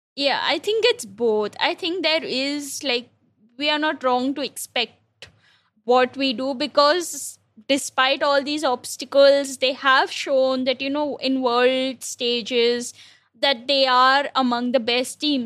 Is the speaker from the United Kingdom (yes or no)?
no; India; an Indian cricket fan